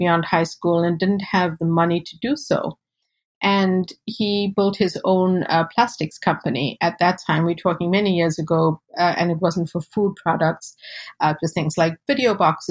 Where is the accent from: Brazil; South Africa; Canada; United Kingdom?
South Africa; now in United States; I was born and raised in South Africa to South Asian parents